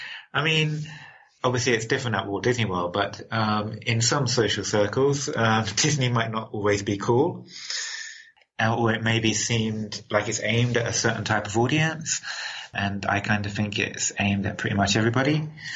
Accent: London, United Kingdom; accent: London; So when I was working, I was speaking my original London accent.

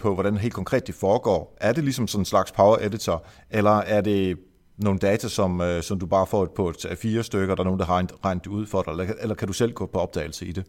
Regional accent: Esbjerg, Southern Denmark, Denmark; nu kommer jeg fra Varte Esbjerg-området, og øh, vi er jo jyder alle sammen

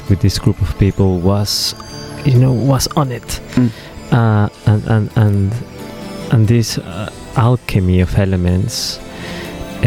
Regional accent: Mexico City, Mexico; moved away; I grew up in Mexico City.

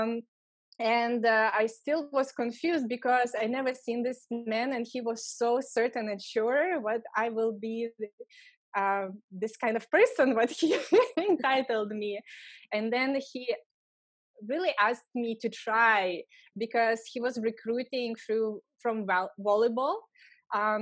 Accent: Lithuania; English is a second language; moved away as an adult; also born or lived in Los Angeles, California; I'm from Lithuania

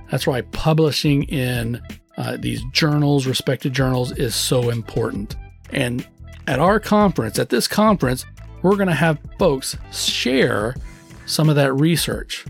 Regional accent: Texas, United States; I was born and raised in Texas.

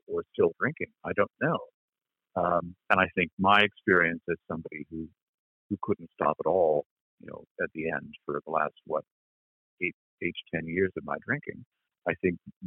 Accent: Berkeley, California, United States; I grew up in Berkeley in the 1960s

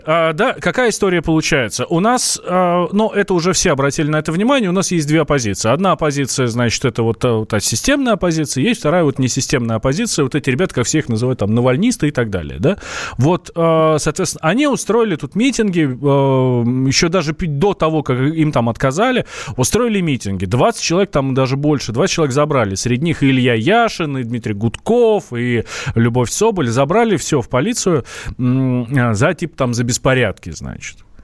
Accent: Moscow, Russia; я москвич

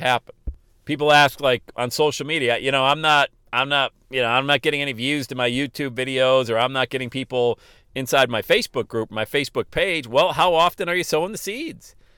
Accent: Loveland, Ohio, United States; here in my hometown of Loveland, Ohio, bedroom community of Cincinnati

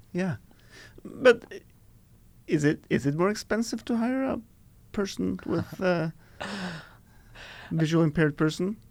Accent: Norway; English is a second language; As a Norwegian brought up

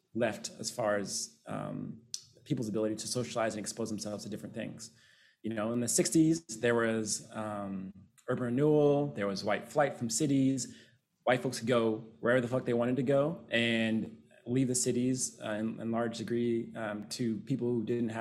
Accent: United States; that is my culture, right? I'm American.

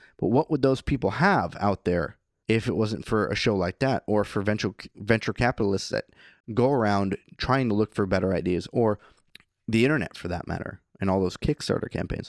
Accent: California, United States; Originally, okay. I'm from Northern California.

